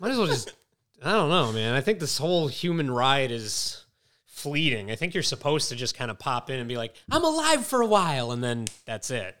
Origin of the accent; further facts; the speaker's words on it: Mystic, Connecticut, United States; I grew up in Mystic where there's just mad seafood everywhere